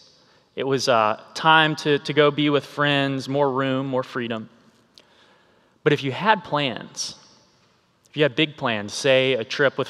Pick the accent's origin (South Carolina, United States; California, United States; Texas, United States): South Carolina, United States; an Air Force base near my hometown.